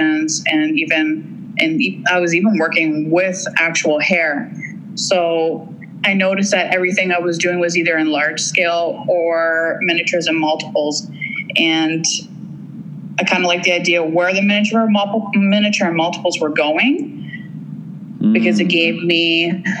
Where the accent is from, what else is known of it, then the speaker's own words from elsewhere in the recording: Forest, Ontario, Canada; moved away; Oh, I grew up in a small town and in Ontario. It's was called Forest, Ontario.